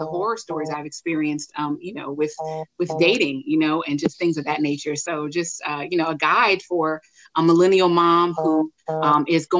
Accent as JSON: {"language": "English", "region": "California", "country": "United States", "tie": "born or raised there", "moved": "as an adult", "lives_now": "Dallas, United States", "said": "I'm actually a California native. Love my home state."}